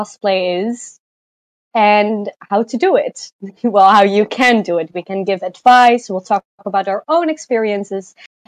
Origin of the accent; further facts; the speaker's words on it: Netherlands; I'm 16 years old, and I'm from the Netherlands.